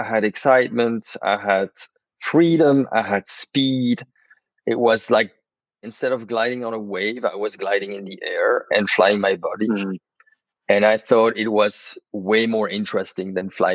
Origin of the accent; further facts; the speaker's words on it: Brussels, Brussels-Capital Region, Belgium; I was born in Brussels